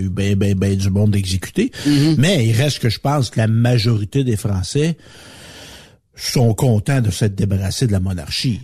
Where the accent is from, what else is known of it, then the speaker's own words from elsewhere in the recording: Quebec, Canada; les Québécois francophones, on est des descendants de la France